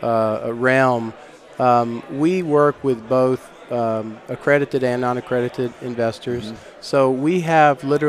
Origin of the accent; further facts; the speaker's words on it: Texas, United States; we're from Texas